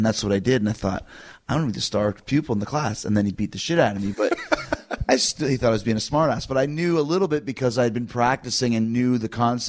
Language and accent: English; Calgary, Alberta, Canada; So I grew up in Calgary, or, you know, I started in Calgary, which has a rodeo scene and is a big, you know, cowboy area.